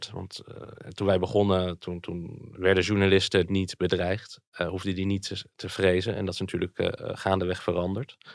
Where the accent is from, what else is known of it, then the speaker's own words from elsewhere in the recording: Friesland, Netherlands; born there; also born or lived in Alphen aan de Rijn / Zwolle / Groningen; ja, ja, ik ben geboren in Friesland.